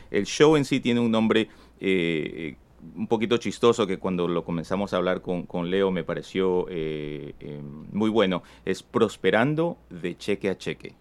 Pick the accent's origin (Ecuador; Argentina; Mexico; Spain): Ecuador; now in United States; mucha familia todavía que vive en mi país, eh, de donde que yo soy en Ecuador